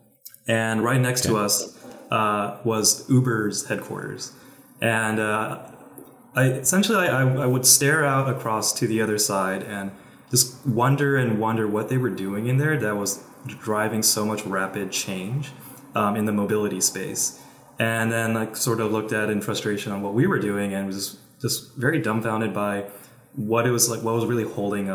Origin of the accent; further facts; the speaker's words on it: California, United States; So I'm from California. I've been living in the Bay Area for about 10 years